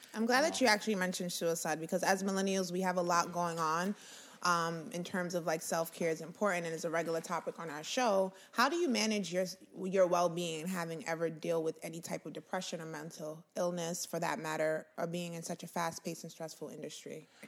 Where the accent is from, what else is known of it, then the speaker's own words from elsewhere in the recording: New York City, New York, United States; We're very humble beings in the Bronx